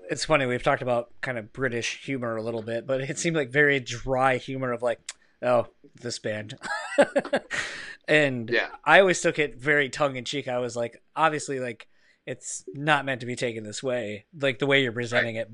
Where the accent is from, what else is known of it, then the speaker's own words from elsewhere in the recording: Delaware, United States; accent: East Coast; Yeah. I, sometimes when I drink, like my East Coast accent comes back out.